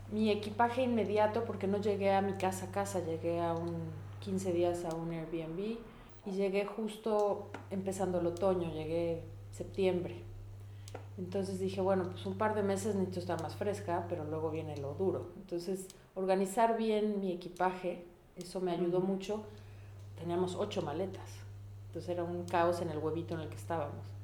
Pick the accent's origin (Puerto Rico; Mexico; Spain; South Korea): Mexico; Mexico City; moved away as an adult; vengo de la Ciudad de México, en donde que somos 23 millones de personas, y vivo hoy en un pueblo de 10 mil.